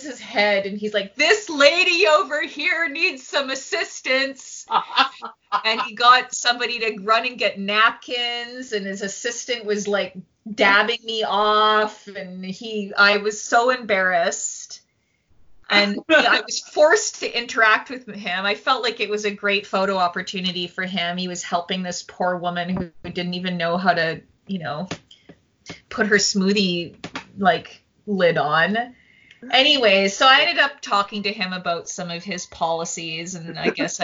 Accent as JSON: {"language": "English", "town": "Saskatoon", "region": "Saskatchewan", "country": "Canada", "said": "I'm from Saskatoon, Saskatchewan"}